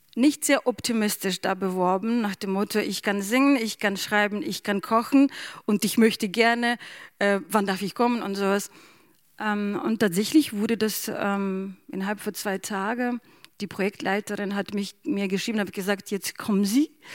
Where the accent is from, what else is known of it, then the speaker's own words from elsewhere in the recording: Ukraine; German is a second language; now in Bremen, Germany; ich bin selber Bremerin und ich bin auch Ukrainerin.